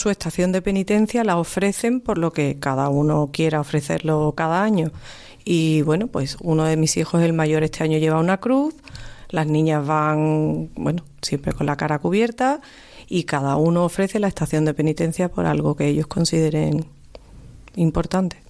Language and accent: Spanish; Cádiz, Andalusia, Spain; now in Seville, Spain; yo que soy de Cádiz